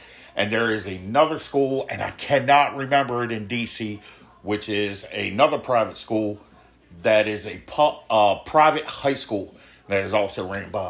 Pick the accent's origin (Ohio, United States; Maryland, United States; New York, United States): Maryland, United States; I was born and raised in Maryland